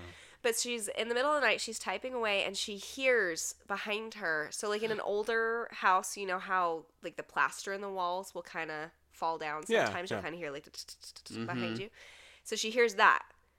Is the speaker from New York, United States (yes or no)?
no; St. Petersburg, Florida, United States; My hometown. It's great. Everybody visit it.